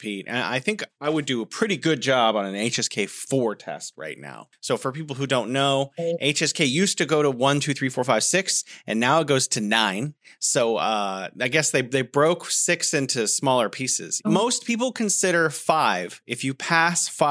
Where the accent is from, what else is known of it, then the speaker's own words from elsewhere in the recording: San Francisco, California, United States; moved away as an adult; also born or lived in South Korea; now in China; living back at home in San Francisco